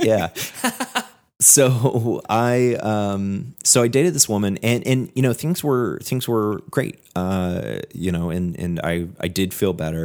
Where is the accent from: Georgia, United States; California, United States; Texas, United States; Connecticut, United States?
California, United States; moved away as an adult; also born or lived in Washington State; I went to college in Washington State, and then I was from California